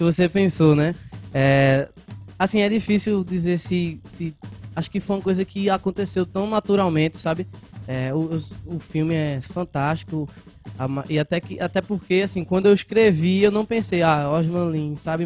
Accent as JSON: {"language": "Portuguese", "town": "Carpina", "region": "Pernambuco", "country": "Brazil", "tie": "born or raised there", "also_born_or_lived": "Recife / Escada", "moved": "yes", "lives_now": "Vitória de Santo Antão, Brazil", "said": "eu cresci em Carpina, né? Nas, nós dois nascemos em Recife"}